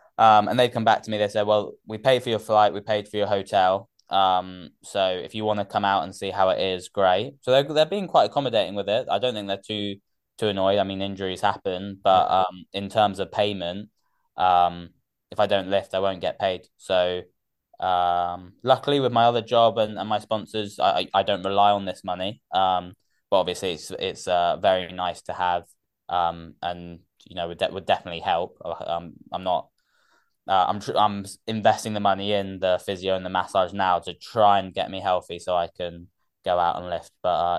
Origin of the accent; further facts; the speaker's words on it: Gloucester, South West England, United Kingdom; also born or lived in Oxford / Surrey; I was born in Oxford before, and then we moved around quite a bit for his work. So most of my growing up was in Gloucester, and then Surrey.